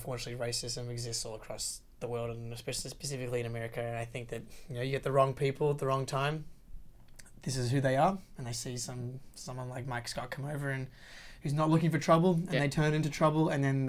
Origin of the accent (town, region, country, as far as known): Australia